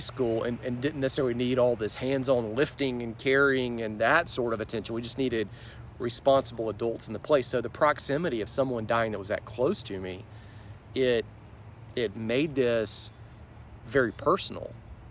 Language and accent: English; Birmingham, Alabama, United States; also born or lived in Texas; But around fifth grade, we moved to Birmingham